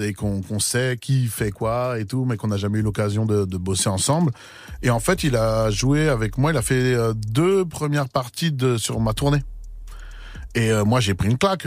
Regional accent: Seine-et-Marne, Île-de-France, France; chez nous, dans le 7 là où on a grandi

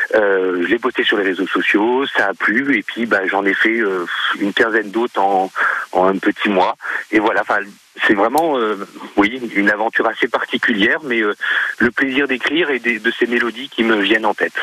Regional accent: Alençon, Normandy, France; moved away as an adult; now in Bricquebec, France; je suis originaire euh, d'Alençon dans l'Orne, j'ai vécu dans l'Orne pendant 30 ans et je suis dans le Cotentin depuis deux ans

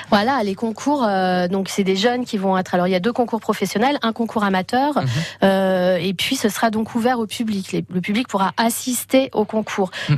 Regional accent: Paris, Île-de-France, France; now in Quintin, France; je viens de Paris, je suis euh, natif de Paris

